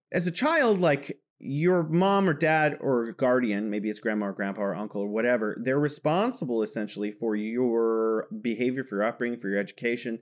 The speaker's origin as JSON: {"language": "English", "region": "California", "country": "United States", "moved": "yes", "lives_now": "Wuhan, China", "said": "I am from California, but now I am located in beautiful Wuhan, China"}